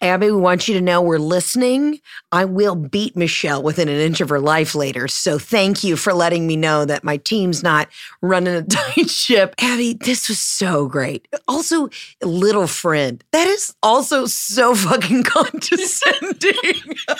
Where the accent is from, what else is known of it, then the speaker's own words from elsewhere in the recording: Georgia, United States; I'm from Georgia